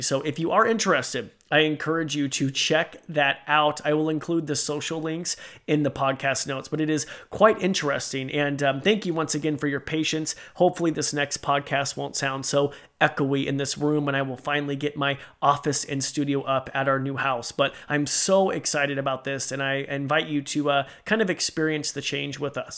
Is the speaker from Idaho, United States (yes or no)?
yes; Idaho, United States; I'm from Idaho.